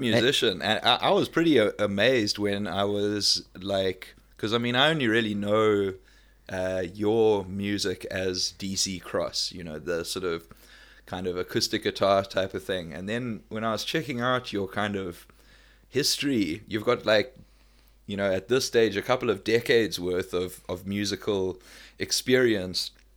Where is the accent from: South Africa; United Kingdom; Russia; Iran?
South Africa; moved away; also born or lived in Melbourne, Australia; I'm from South Africa